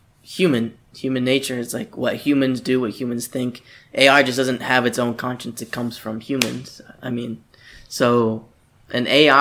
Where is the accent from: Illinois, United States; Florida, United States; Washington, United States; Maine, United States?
Florida, United States; we're from Florida